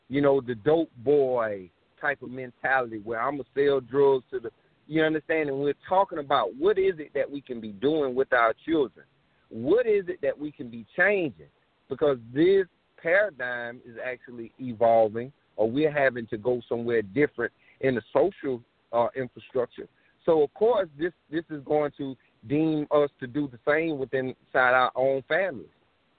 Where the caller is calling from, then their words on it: Columbia, South Carolina, United States; I am calling from South Carolina, Columbia, South Carolina.